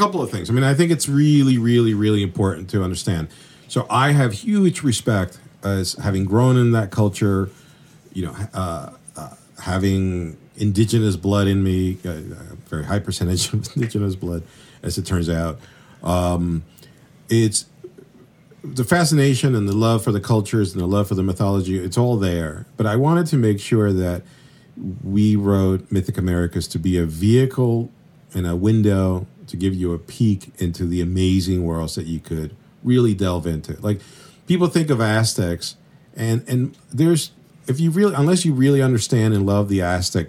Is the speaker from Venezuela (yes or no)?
yes; Venezuela; also born or lived in Colombia; Really, honestly, I grew up in Venezuela and Colombia, sort of like, you know, going back and forth.